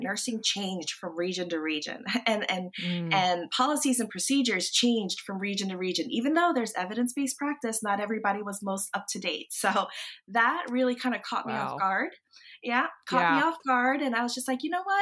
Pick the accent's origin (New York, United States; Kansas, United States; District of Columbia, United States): District of Columbia, United States; Washington; moved away as an adult; also born or lived in North Carolina; So we were up there in the DC area, and that's my hometown.